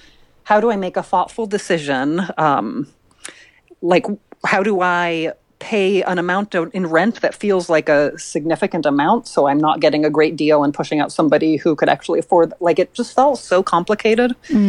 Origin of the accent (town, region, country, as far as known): Seattle, Washington, United States; born or raised there; moved away as an adult; also born or lived in San Francisco